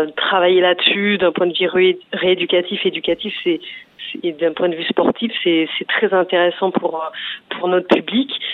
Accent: Provence-Alpes-Côte d'Azur, France; je viens de la Provence-Alpes-Côte d'Azur

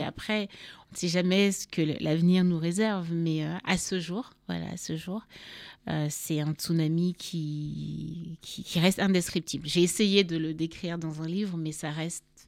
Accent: Cameroon; moved away as an adult; also born or lived in Paris, France / Yaoundé / Douala / Garoua; now in France; je suis née à Paris, mais j'ai grandi au Cameroun, donc dans différentes villes du Cameroun

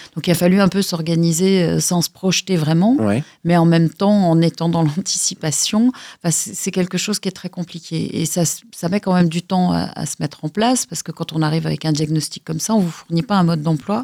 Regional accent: Lyon, Auvergne-Rhône-Alpes, France; Je suis née à Lyon, dans le quartier de la Croix-Rousse

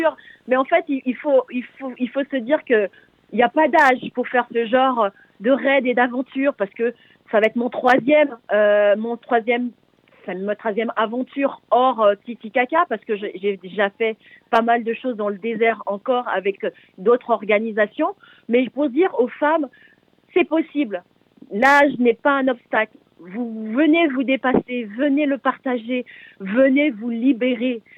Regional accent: French Guiana; moved away as an adult; also born or lived in Paris; c'est le nom de mon ancien quartier, là où j'ai grandi en Guyane.

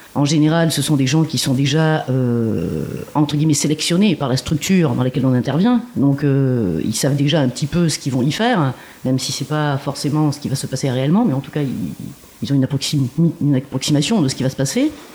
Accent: Marseille, Provence-Alpes-Côte d'Azur, France; now in Montreuil, France; Moi, je suis originaire de Marseille

